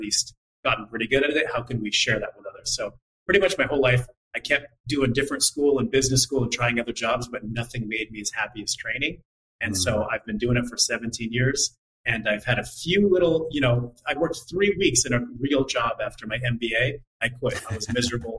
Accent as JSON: {"language": "English", "town": "Montreal", "region": "Quebec", "country": "Canada", "said": "I'm from Montreal."}